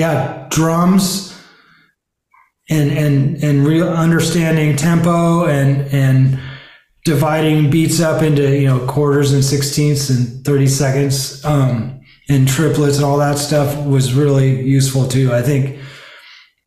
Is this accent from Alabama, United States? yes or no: no; San Gabriel, California, United States; also born or lived in Ventura area / Santa Barbara area, California; I was born in San Gabriel area. Sierra Madre Canyon is where my parents lived when I was a little kid or baby